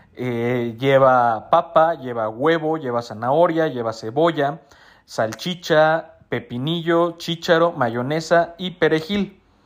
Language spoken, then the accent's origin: Spanish; Mexico City, Mexico; los que somos de Ciudad de México